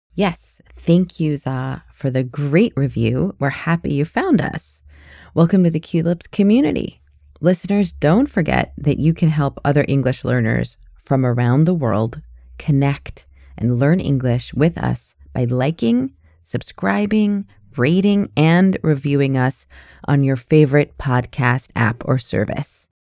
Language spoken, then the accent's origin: English; United States; now in Canada; I'm an American with a Canadian permanent residency